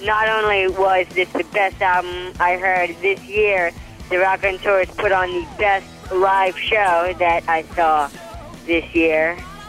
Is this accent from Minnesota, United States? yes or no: no; Queens, New York, United States; I'm from Queens, New York.